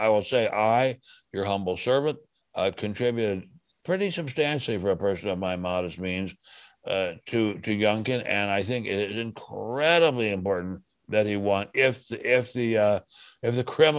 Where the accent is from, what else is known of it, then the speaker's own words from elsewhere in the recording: Montgomery County, Maryland, United States; I grew up in this area.